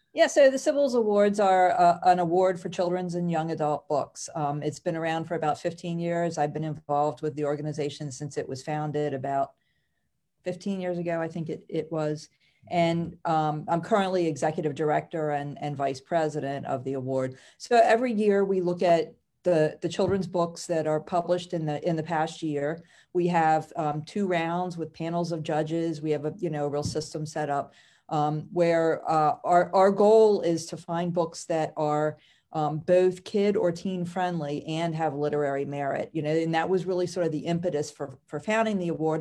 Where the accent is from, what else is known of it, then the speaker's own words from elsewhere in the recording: Howard County, Maryland, United States; also born or lived in Baltimore County, Maryland; I actually grew up in Howard County.